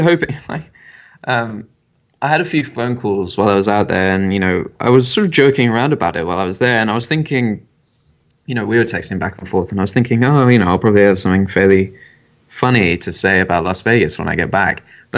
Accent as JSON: {"language": "English", "region": "England", "country": "United Kingdom", "tie": "born or raised there", "said": "I'm half American, so when I was growing up, I always had to come across to America for my summer holiday"}